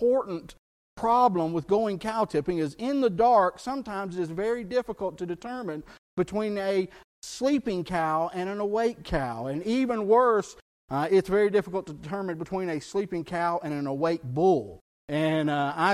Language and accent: English; South Texas, United States; where I grew up in South Texas, we were surrounded by bayous